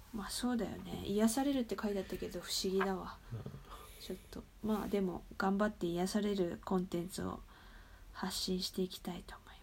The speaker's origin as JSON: {"language": "Japanese", "country": "Japan", "said": "ジャパンだよ"}